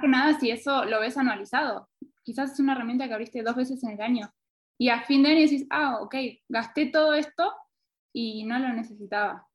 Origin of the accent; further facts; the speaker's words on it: Argentina; now in Quito, Ecuador; soy argentina, pero actualmente estoy en Quito